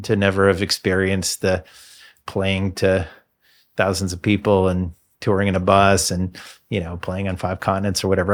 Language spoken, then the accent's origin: English; Bloomington, Indiana, United States; moved away as an adult; also born or lived in Boston / Birmingham; Moved back to my hometown, moved back to Bloomington